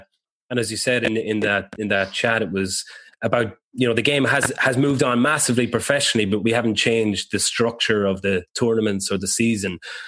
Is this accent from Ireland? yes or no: yes; Ireland; as an Irish person